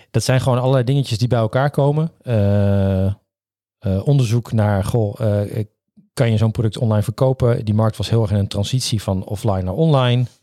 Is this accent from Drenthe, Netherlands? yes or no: yes; Assen, Drenthe, Netherlands; also born or lived in Groningen; Dus ik ben ah. geboren in Groningen, opgegroeid in Assen.